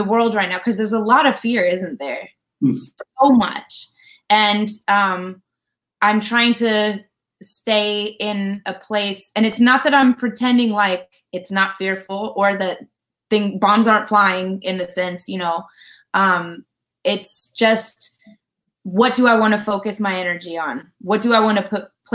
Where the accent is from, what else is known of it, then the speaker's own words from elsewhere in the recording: Colorado, United States; moved away; I'm from Colorado originally